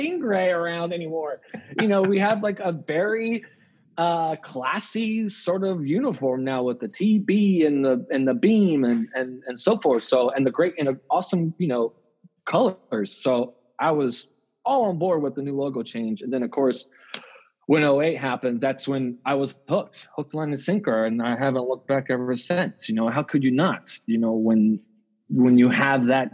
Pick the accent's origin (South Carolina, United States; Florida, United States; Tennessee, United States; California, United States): Florida, United States; Tampa; growing up in Tampa